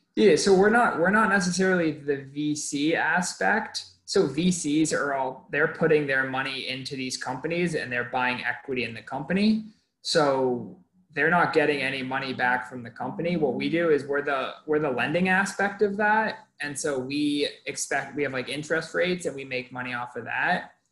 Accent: Maine, United States; moved away as an adult; also born or lived in Massachusetts; now in California, United States; I am originally from Maine, came out to Clark

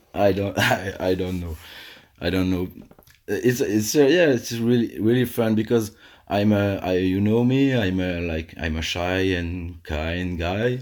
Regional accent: Alsace, Grand Est, France; I live in, uh, in a cozy little house in my hometown where I grew up

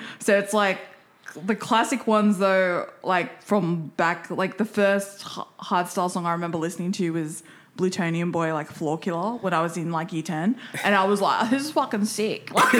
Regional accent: Penrith, New South Wales, Australia; and we grew up with that in Penrith too.

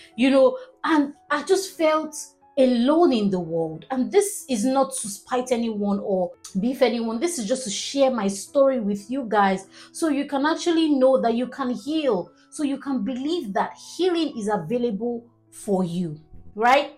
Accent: Nigeria; I'm a Nigerian

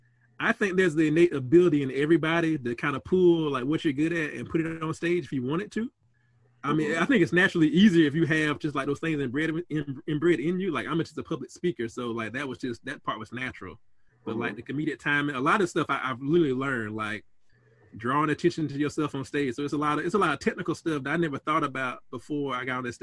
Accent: the South, United States; growing up in the South

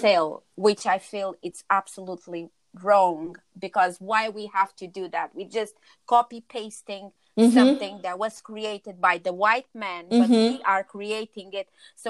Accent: Cape Verde; now in London, United Kingdom; like, for us that we are originally from Cape Verde, so we are Black Portuguese.

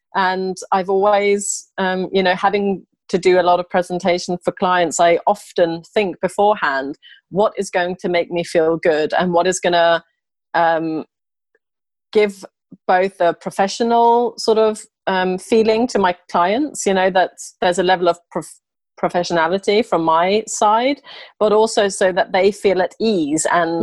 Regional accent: England, United Kingdom; also born or lived in Sweden / Italy; I'm actually Swedish, and I grew up in England, uh, moving there when I was four and a half

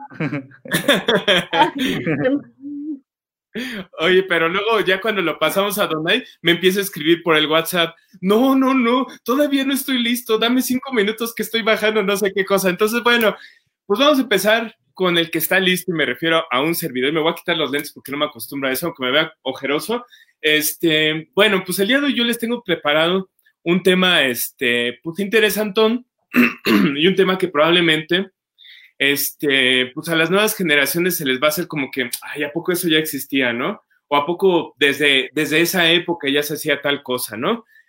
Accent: Mexico; todos como mexicanos

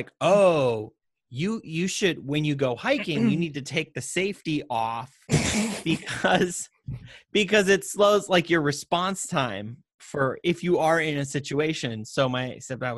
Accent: Montana, United States; We grew up in Montana. I was hiking with my parents

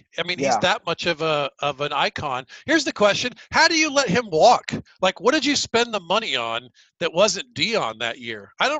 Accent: Atlanta, Georgia, United States; moved away as an adult; also born or lived in New York; now in Los Angeles, United States; I grew up here in Atlanta, and I grew up in a cul-de-sac in suburban Atlanta.

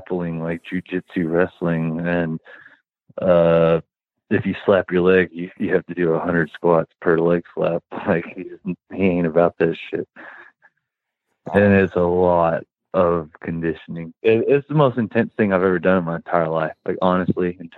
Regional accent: West Texas, United States; I'm from West Texas

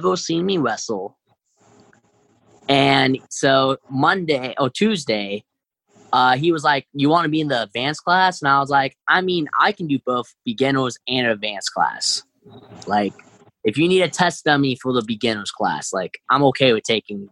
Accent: Dayton, Ohio, United States; also born or lived in Chicago, Illinois / California; I lived in Dayton since I was like five

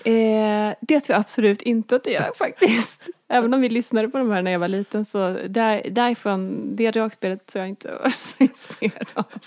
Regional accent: Småland, Sweden; när jag var liten växte jag upp på landet i Småland

